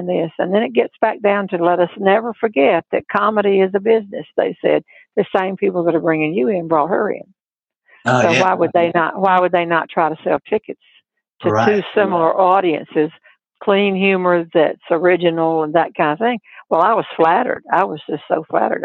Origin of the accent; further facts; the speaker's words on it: North Carolina, United States; I wasn't born here, but I was brought up here